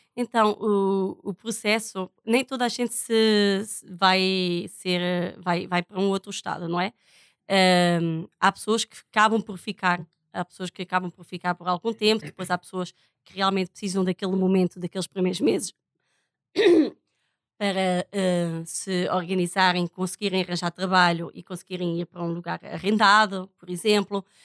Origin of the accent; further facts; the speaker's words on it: Portugal; now in Roraima, Brazil; sou portuguesa